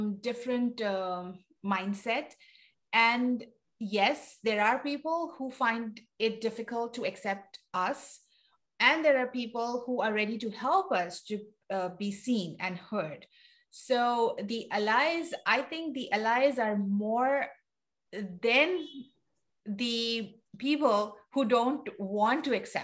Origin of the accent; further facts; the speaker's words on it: Pakistan; now in United States; I'm originally from Pakistan